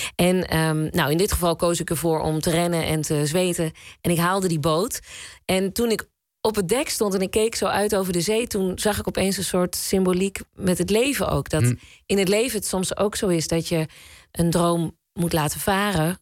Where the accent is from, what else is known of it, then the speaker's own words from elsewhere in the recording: Zwolle, Overijssel, Netherlands; We komen ook allebei uit Zwolle